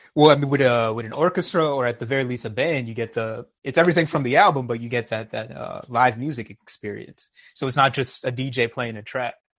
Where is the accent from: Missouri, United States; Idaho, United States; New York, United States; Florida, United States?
New York, United States; as a New Yorker